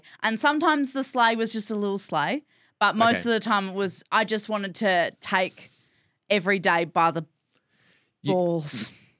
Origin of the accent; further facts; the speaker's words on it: Scotland, United Kingdom; We're both Scottish.